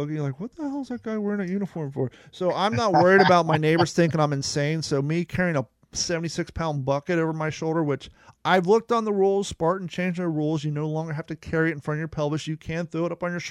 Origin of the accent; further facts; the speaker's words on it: Ohio, United States; moved away; I grew up in Ohio and I grew up snowboarding in Mad River Mountain